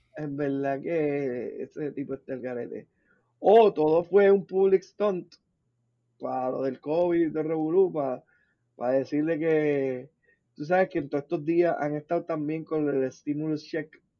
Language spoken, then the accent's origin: Spanish; Puerto Rico; Nosotros somos cultura puertorriqueña, slash hispana, latina y, americana